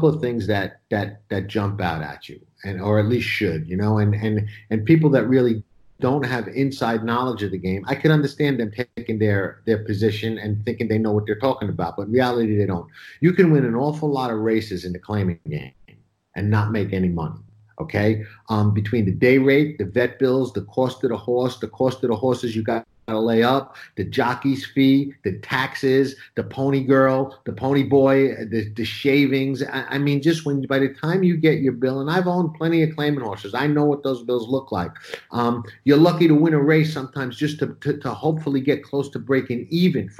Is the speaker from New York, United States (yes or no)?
yes; New York City, New York, United States; I grew up in Brooklyn